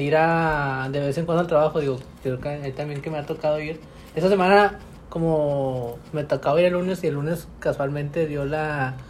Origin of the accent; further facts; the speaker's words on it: Mexico; somos muchos mexicanos